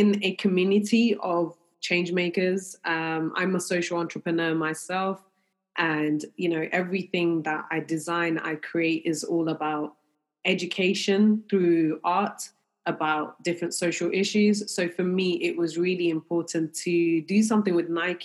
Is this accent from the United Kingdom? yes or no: yes; London, United Kingdom; I'm definitely proud of being a Londoner. I'm very proud that we do have a multicultural city, and being brought up in London